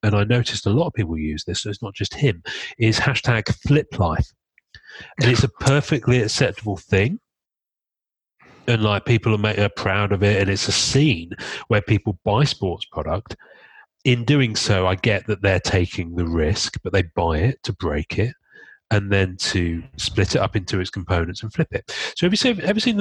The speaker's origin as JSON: {"language": "English", "country": "United Kingdom", "said": "I'm British"}